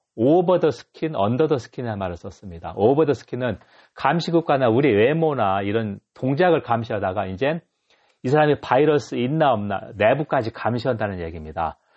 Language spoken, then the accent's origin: Korean; Dangjin, South Chungcheong, South Korea; also born or lived in Hayang, Gyeongsan; now in Gyeongsan, South Korea; 저는 충남 당진 사람이어서 옛날 시골에서는 외국인 보기가 진짜 힘들었는데